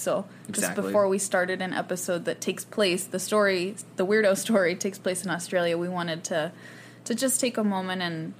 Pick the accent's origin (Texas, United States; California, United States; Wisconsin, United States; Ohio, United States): California, United States; we're both from California. We were both born here